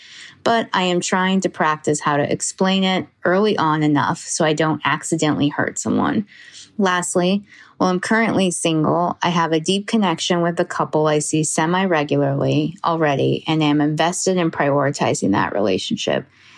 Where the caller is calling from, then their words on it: Seattle, Washington, United States; I'm … from Seattle and also a Patreon subscriber.